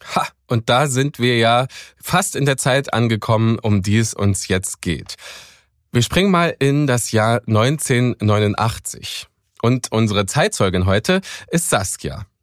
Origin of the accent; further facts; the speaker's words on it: Cottbus, Brandenburg, Germany; Ich komme ja aus Cottbus